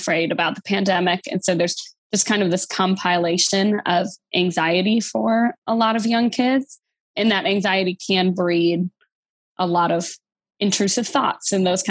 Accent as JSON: {"language": "English", "region": "Wisconsin", "country": "United States", "moved": "yes", "lives_now": "Louisiana, United States", "said": "I live in Louisiana, but I'm a transplant to here. I'm from Wisconsin originally"}